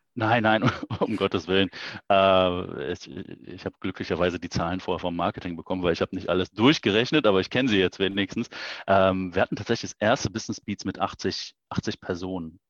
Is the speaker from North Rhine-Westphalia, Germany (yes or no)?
yes; Aachen, North Rhine-Westphalia, Germany; wir kommen aus Aachen, äh, wir sind Öscher, Öscher durch und durch